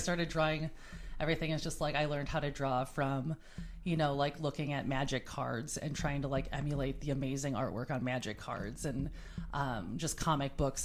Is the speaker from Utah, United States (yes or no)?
no; New Berlin, Wisconsin, United States; I grew up in essentially like New Berlin, Wisconsin, which is about a half hour away from Milwaukee